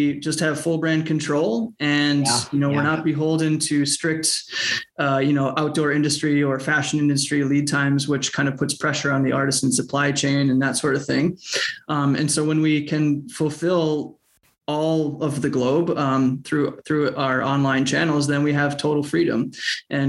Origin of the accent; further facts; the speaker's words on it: Minnesota, United States; moved away as an adult; also born or lived in Southeast Asia; we're from Minnesota, so this is our soft landing